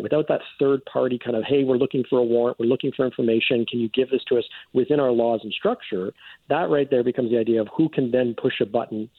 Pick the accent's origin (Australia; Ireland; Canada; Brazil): Canada; as a Canadian traveling to the United States